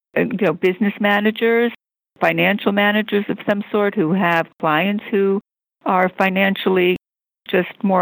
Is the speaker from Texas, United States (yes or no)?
no; New York, United States; moved away as an adult; also born or lived in San Fernando Valley, California; now in Beverly Hills, United States; I grew up in New York, but I didn't do any real estate in New York.